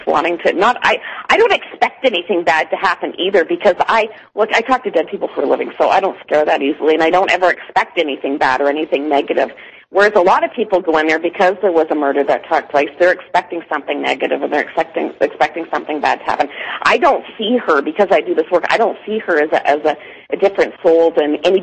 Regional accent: Toronto, Ontario, Canada; now in Calgary, Canada; I am from Toronto

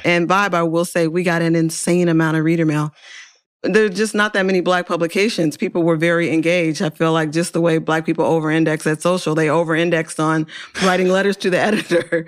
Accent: Oakland, California, United States; I'm from Oakland

